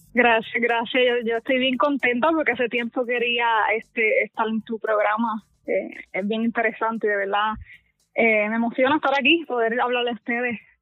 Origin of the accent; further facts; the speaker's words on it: Barranquitas, Puerto Rico; crecí en Puerto Barranquita, allá en Puerto Rico